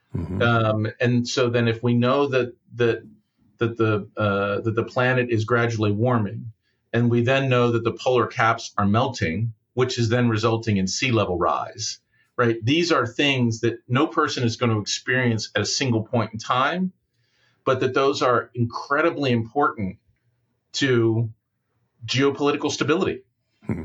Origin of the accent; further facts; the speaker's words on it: United States; as an American